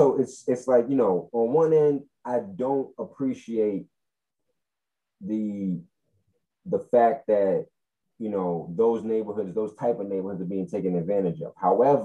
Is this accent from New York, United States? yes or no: yes; Fort Greene, New York, United States; I grew up in Fort Greene, and that, you know, downtown is not what it used to be.